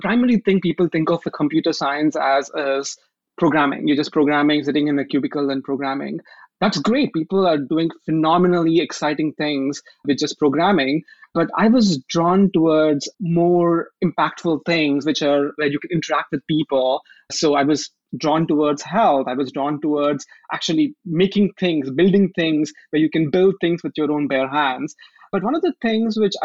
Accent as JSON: {"language": "English", "country": "India", "tie": "born or raised there", "moved": "as an adult", "lives_now": "Seattle, United States", "said": "when I grew up in India, until the age of 16, I did not really know even how to type on a keyboard"}